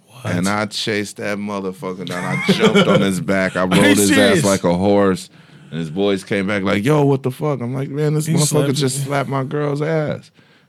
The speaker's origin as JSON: {"language": "English", "town": "Sandusky", "region": "Ohio", "country": "United States", "tie": "born or raised there", "said": "that's my hometown."}